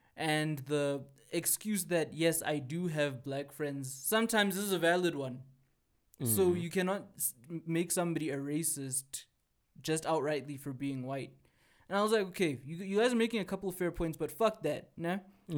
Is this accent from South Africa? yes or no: yes; South Africa; Okay, of course, I don't speak like a normal South African, right?